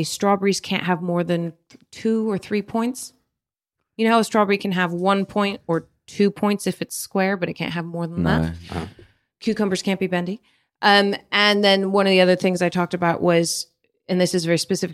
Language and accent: English; United States; accent: American; also born or lived in Philippines; now in London, United Kingdom; a Filipino with an American accent